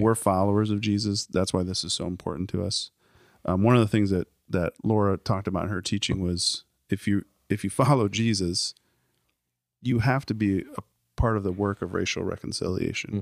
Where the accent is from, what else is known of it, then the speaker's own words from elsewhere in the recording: Cedar Falls, Iowa, United States; I grew up in Cedar Falls